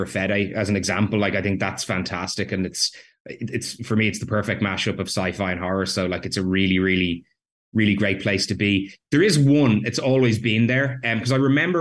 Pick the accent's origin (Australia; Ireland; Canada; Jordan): Ireland; I grew up in Ireland